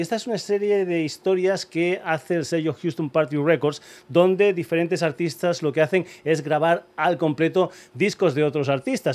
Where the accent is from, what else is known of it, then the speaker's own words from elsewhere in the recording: Almendralejo, Extremadura, Spain; mi tierra, en Almendralejo